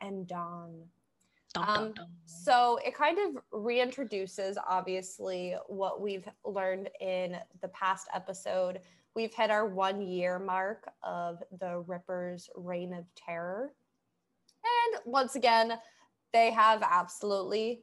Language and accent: English; Boston, Massachusetts, United States; accent: Boston-y Massachusetts; narrow my accent down to. Like, what could they specifically narrow it down to, like, Boston-y Massachusetts